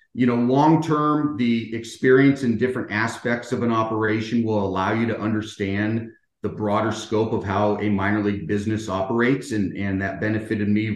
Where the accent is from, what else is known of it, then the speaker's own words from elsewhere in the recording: Bay Area, California, United States; moved away as an adult; grew up in the Bay Area